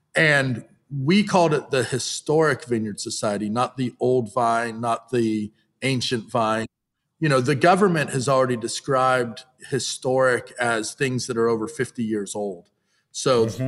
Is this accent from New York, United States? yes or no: no; Napa, California, United States; I was born and raised in Napa, went away to college, and I moved home